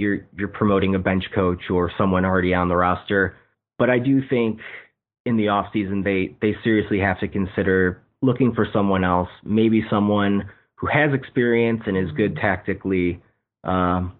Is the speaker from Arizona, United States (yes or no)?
no; Chicago, Illinois, United States; I'm from the Chicago area. I grew up on the south side of the city